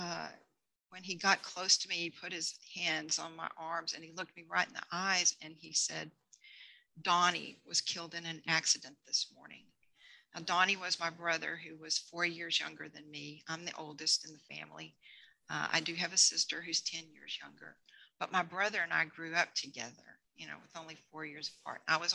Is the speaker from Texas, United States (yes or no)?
yes; Texas, United States; moved away as an adult; now in Colorado, United States; I grew up in Texas